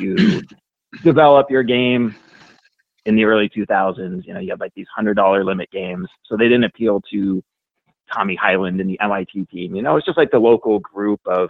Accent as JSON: {"language": "English", "region": "Oregon", "country": "United States", "tie": "born or raised there", "said": "I grew up in Oregon"}